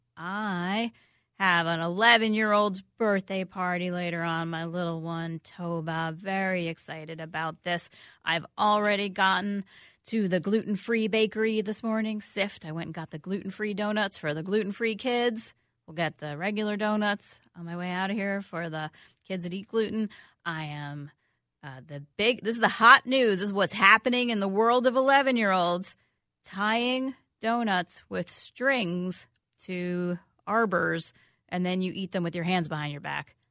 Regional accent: New York, United States; now in Minnesota, United States; I grew up in New York, as you know, from a long fa, a family of Mets supporters

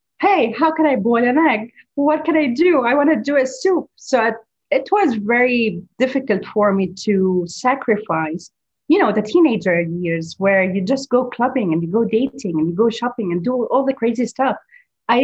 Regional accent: Beirut, Beirut Governorate, Lebanon; also born or lived in Dubai, United Arab Emirates; now in Gulf; my hometown, Beirut

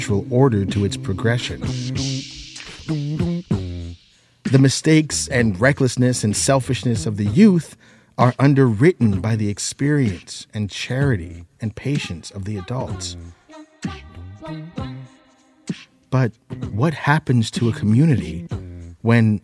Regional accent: McKeesport, Pennsylvania, United States; moved away; survivor's guilt for abandoning my hometown

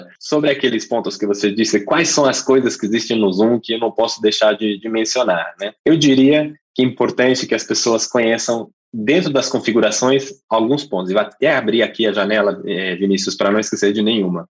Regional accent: England, United Kingdom; Portuguese is a second language; moved away as an adult; now in Brazil; eu sou inglês, eu moro no Brasil há quase oito anos já

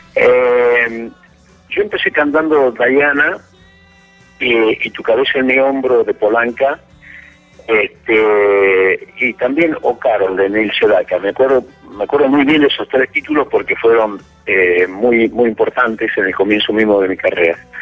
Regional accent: Argentina; yo estoy ahora en gira de verano aquí en mi país

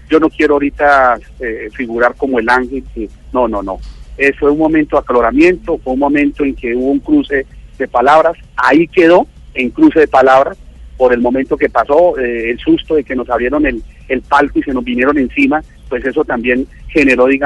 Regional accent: Caribbean Region, Colombia; Yo, como costeño

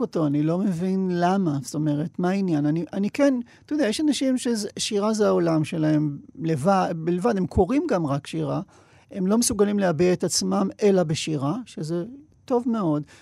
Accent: Sderot, Southern District, Israel; שדרות, שזה... עיירה שהפכה להיות עיר שגדלתי בה

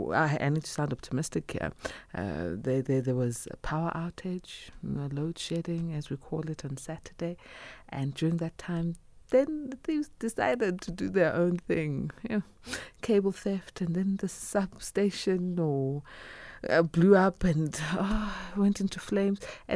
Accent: South Africa; As South Africans

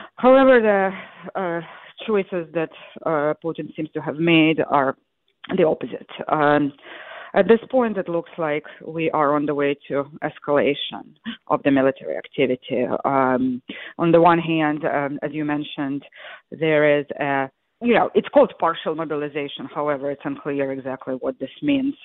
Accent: Crimea, Ukraine; moved away; I grew up in Crimea, which has been a sort of contested territory for the last thirty years

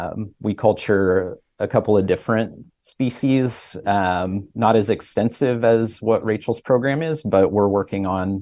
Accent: Midwest, United States; Sure. Well, I grew up in the Midwest where there is no ocean

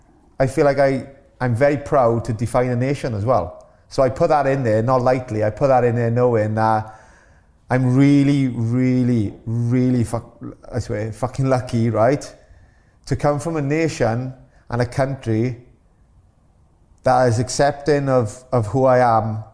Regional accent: Wales, United Kingdom; being born Welsh

